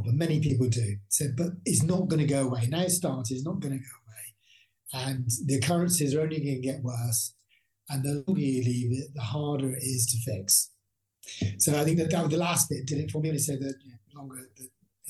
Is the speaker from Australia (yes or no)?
no; Bristol, South West England, United Kingdom; I'm from Bristol